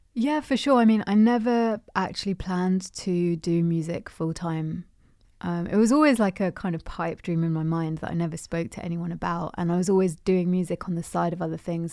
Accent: London, United Kingdom; I'm in Londoner, born and bred

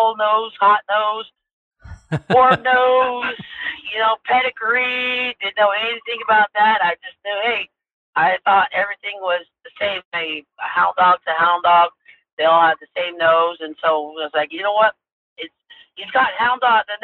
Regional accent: Arizona, United States; I was born and raised on the Navajo Reservation. Went to school here, elementary school, high school

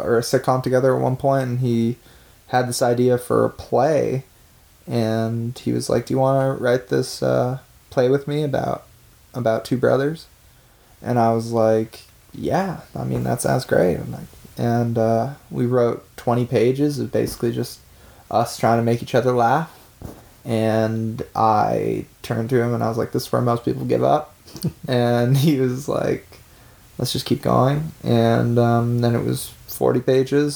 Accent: Vancouver, British Columbia, Canada; we're two kids from Vancouver

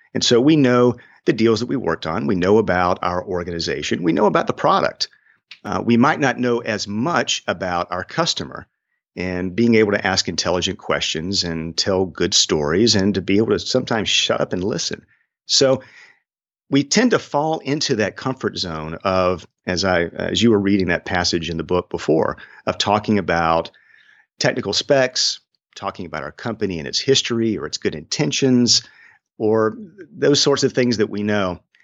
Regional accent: Swainsboro, Georgia, United States; it's hard to find Swainsboro, Georgia on a map, but I am proud of my hometown

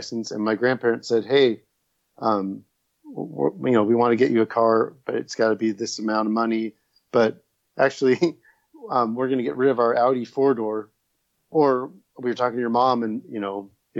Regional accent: Los Angeles, California, United States; also born or lived in Culver City, California; now in Burbank, United States; I grew up in Northridge, California

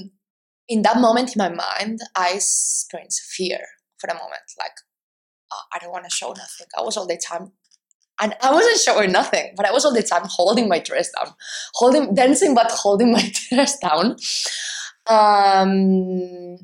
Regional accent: Spain; I'm Spanish

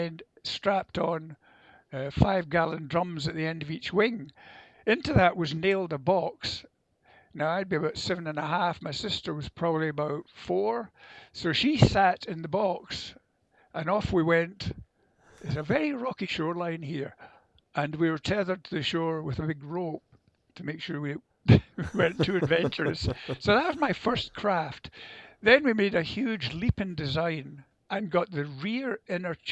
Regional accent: Prestwick, Scotland, United Kingdom; also born or lived in India; I arrived back in Scotland in 1946 and stayed in Prestwick, which is at the lower end

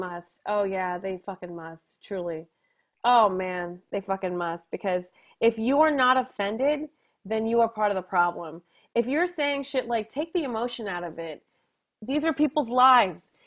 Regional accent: New Jersey, United States; also born or lived in New York; I'm from Jersey, it's not too far away

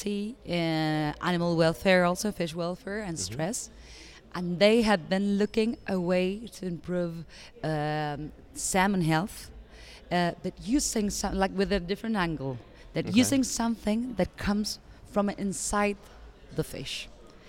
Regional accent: Argentina; I'm from Argentina

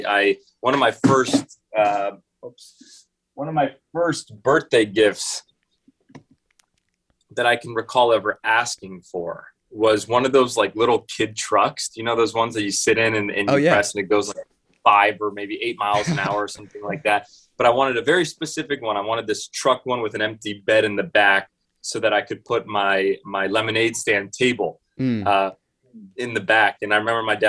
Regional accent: Los Angeles, California, United States; I grew up here in Los Angeles, California, born and raised here

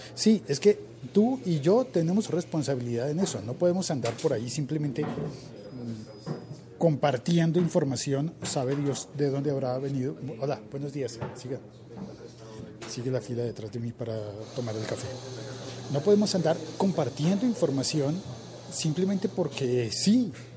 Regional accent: Colombia

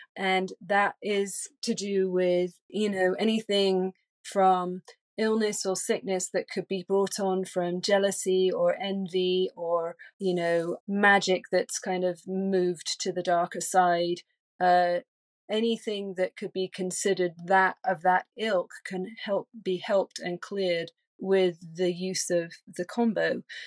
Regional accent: England, United Kingdom; moved away; also born or lived in London; I'm originally from England, and I was living in London

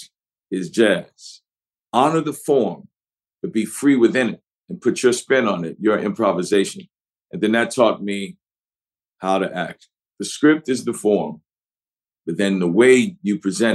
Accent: New Orleans, Louisiana, United States; first language English; I'm from New Orleans, so we love to drop our final consonants and all.

